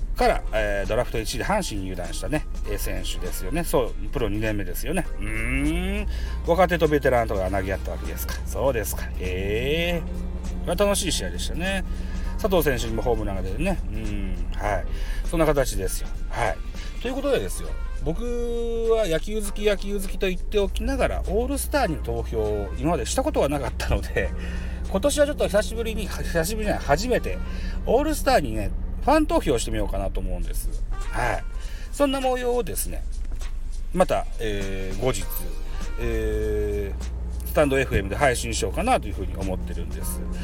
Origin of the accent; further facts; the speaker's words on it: Shimane, Japan; 島根県 出身でございます